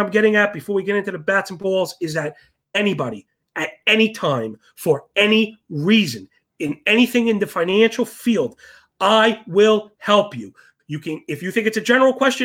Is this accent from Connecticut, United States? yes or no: no; New York City, New York, United States; I was born and raised in Sheepshead Bay, Brooklyn, near all the boats